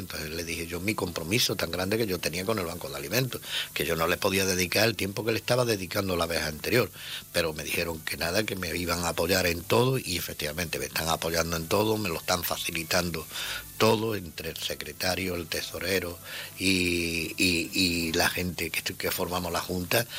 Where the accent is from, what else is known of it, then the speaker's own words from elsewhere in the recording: Ceuta, Spain; also born or lived in Almería; Yo soy de aquí de Ceuta, nacido en Ceuta, mi entorno estaba en Ceuta